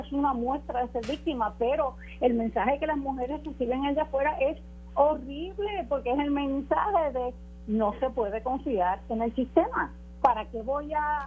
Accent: Puerto Rico; como puertorriqueña ciudadana

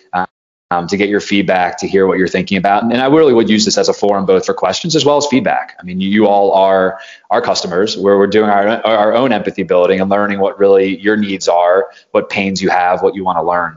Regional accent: East Coast of the United States, United States; moved away; also born or lived in Silicon Valley; I grew up on the East Coast of the United States

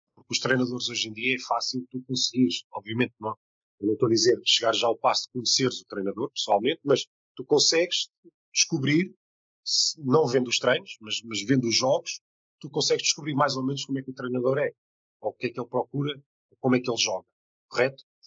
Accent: Portugal; sou português

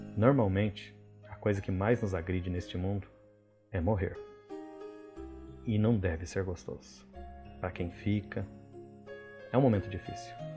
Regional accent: Paraná, Brazil; now in Rondônia, Brazil; como bom paranaense

